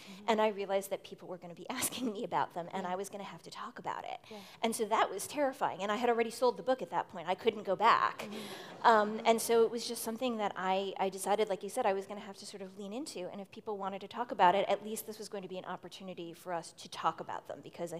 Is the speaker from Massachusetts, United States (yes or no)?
yes; Boston, Massachusetts, United States; I come from Boston.